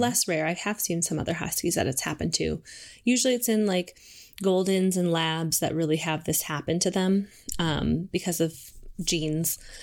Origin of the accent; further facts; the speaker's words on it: St. Cloud, Minnesota, United States; moved away as an adult; also born or lived in Moorhead, Minnesota / Albuquerque, New Mexico; now in Seattle, United States; I grew up in Minnesota. So, um, I'm originally from Saint Cloud, Minnesota